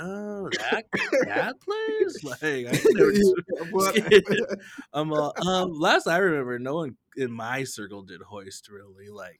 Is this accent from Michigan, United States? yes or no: no; Lapwai, Idaho, United States; my graduating class from Lapway was, like, super small.